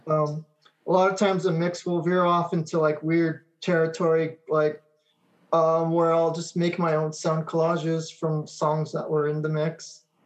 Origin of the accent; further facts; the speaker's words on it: Monterey Park, California, United States; also born or lived in Alhambra, California / West Covina, California; my parents split up and went back to Monterey Park.